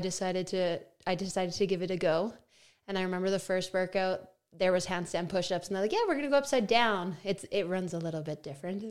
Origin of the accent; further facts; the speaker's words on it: Melville, Saskatchewan, Canada; moved away; I am from Melville, Saskatchewan, which has two streetlights in it.